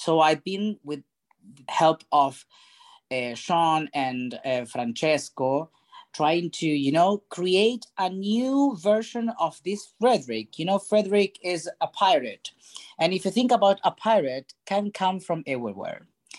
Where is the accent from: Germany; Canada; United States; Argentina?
Argentina; English is a second language; moved away; English is my third language. And I'm Argentinian and half Italian.